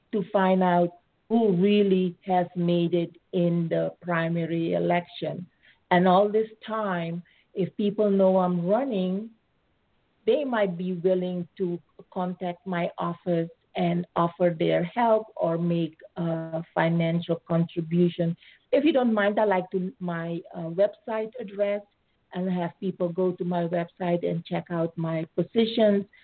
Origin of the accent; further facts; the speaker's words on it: Suriname; moved away as an adult; also born or lived in Netherlands; now in United States; So, um, I was born in Suriname. It's a former colony of the Netherlands. I uh, was born under Dutch nationality. And after high school, I went to further my education in Holland.